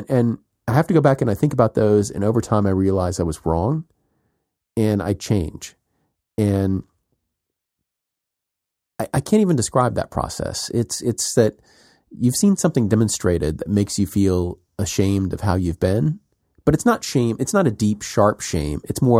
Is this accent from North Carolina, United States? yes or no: no; South Carolina, United States; When I was a kid growing up in South Carolina, and there were political debates